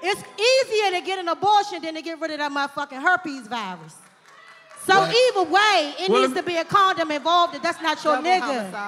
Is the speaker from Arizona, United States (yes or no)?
no; Washington, District of Columbia, United States; I'm a Big Fact fan, but I'm from D.C.